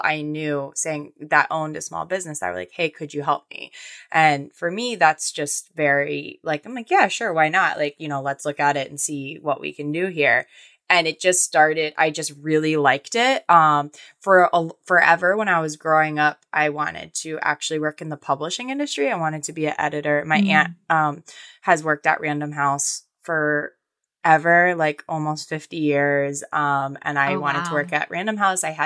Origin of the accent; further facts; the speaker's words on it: Florida, United States; I'm like from Florida